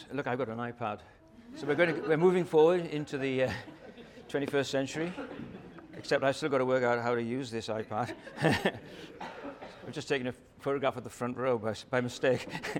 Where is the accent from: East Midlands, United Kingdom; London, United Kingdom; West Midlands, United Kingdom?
London, United Kingdom; now in Hobart, Australia; 30 years ago, I came to Hobart from London.